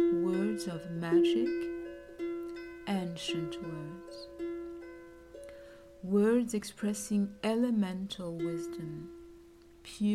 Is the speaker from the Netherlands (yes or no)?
no; Dakar, Senegal; moved away; as a little girl back in Dakar, Senegal, where I grew up